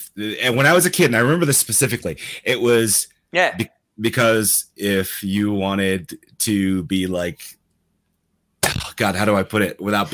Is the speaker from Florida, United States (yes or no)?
no; New York, United States; I remember as a kid growing up in New York, and obviously I am a brown individual.